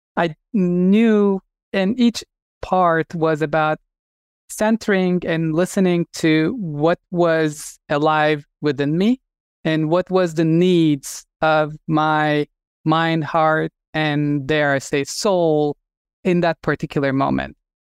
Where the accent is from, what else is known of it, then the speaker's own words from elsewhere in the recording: Turkey; moved away as an adult; I'm originally from Turkey and I grew up wanting to be a surgeon. And, uh, I finished medical school in Turkey